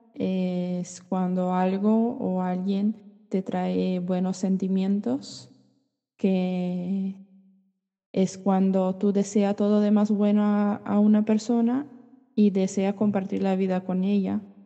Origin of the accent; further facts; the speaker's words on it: Brazil; soy brasileña